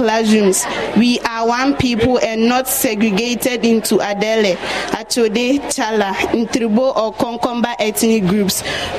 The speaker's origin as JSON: {"language": "English", "country": "Ghana", "said": "We as Ghanaian and citizens of one nation are diverse in many ways"}